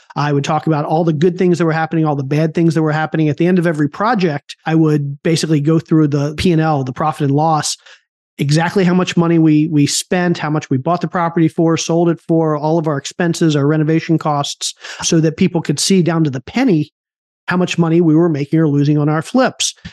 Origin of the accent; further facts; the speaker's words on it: Maryland, United States; I grew up in Maryland